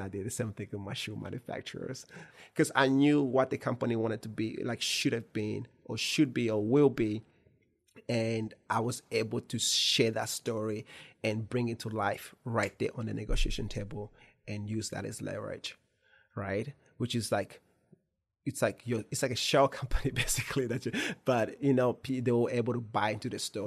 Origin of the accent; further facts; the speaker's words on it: Kentucky, United States; I'm Kentucky born